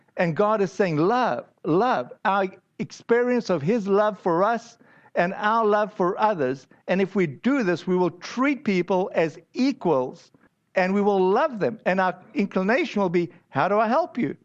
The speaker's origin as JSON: {"language": "English", "country": "United States", "said": "I'm an American"}